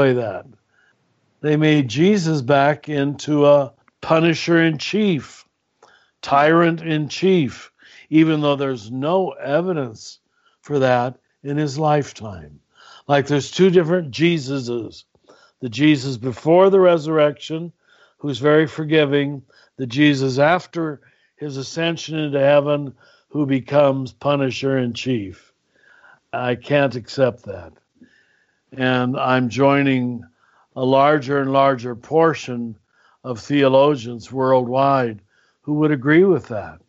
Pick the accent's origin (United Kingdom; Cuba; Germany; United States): United States; Kansas; now in New Mexico, United States; grew up in Kansas